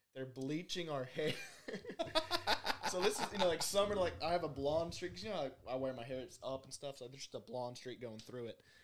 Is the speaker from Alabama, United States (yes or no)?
yes; Birmingham, Alabama, United States; I'm from Birmingham